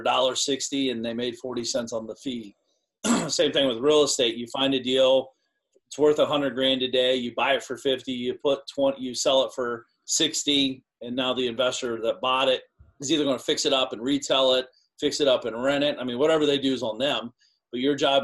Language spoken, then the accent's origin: English; small Ohio town, United States; also born or lived in Florida; I walked around the town I grew up in. My parents still live in the house